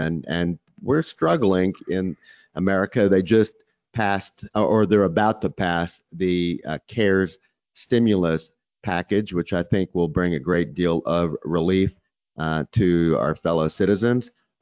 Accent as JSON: {"language": "English", "region": "Texas", "country": "United States", "said": "I'm from Texas"}